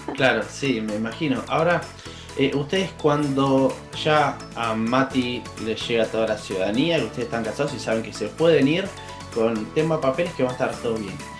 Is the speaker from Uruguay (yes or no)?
no; Argentina; moved away; soy un argentino viviendo en el exterior